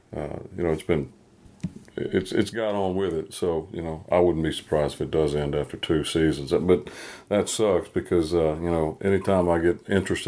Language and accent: English; North Carolina, United States; I've got a thing in my hometown.